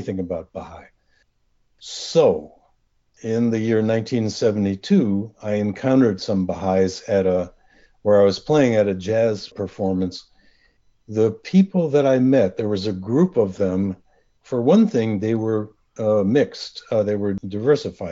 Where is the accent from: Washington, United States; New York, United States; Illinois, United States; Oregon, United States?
New York, United States; Rochester; also born or lived in Brooklyn, New York; Although I was born in Brooklyn, I grew up near Rochester, New York.